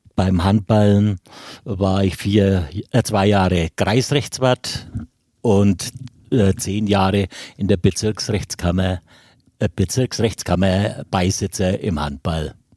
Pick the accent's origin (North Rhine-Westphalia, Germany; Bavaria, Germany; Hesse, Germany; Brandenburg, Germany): Bavaria, Germany; Erlangen; ich bin noch am alten Sportplatz groß geworden in der Jahnstraße